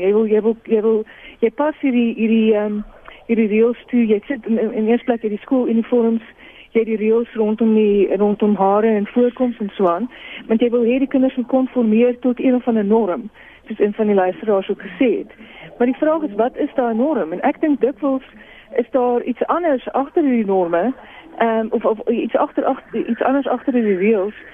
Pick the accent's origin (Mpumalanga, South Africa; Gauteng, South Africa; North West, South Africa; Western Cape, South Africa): Gauteng, South Africa; Boksburg; ek het groot geword in in Boksburg